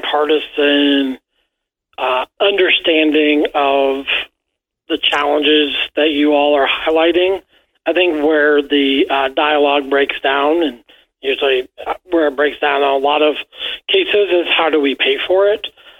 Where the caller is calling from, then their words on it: Kentucky, United States; I'm calling you from the Commonwealth of Kentucky, where we're a beautiful state.